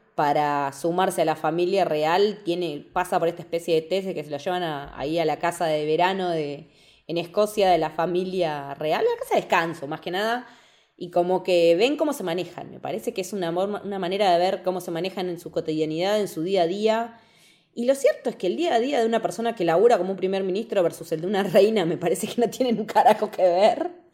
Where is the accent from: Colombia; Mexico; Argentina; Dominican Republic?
Argentina; nosotros como argentinos